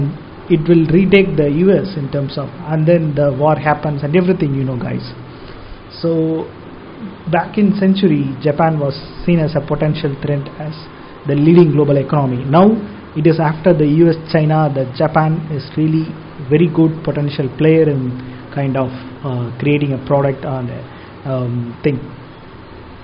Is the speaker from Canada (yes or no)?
no; India; as an Indian